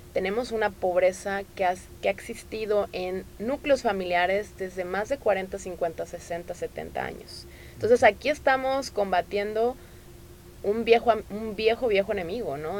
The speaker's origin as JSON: {"language": "Spanish", "region": "Tamaulipas", "country": "Mexico", "moved": "as an adult", "lives_now": "Nuevo León, Mexico", "said": "yo que soy de Tamaulipas y tengo acá ya 13 años"}